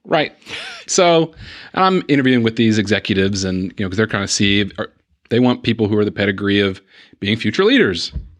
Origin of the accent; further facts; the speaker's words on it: Chattanooga, Tennessee, United States; also born or lived in Huntsville; So I was born in Huntsville, Alabama, but we moved to Chattanooga, Tennessee. 6 months after I was born.